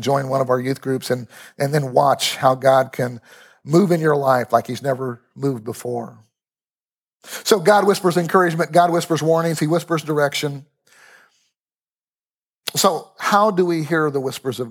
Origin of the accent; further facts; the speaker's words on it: Lawrence, Kansas, United States; I'm from Lawrence